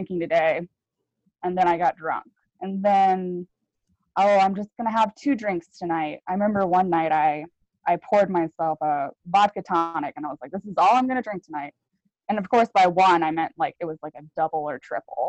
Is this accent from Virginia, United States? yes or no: yes; Virginia, United States; now in Sandy, Oregon, United States; I grew up in Virginia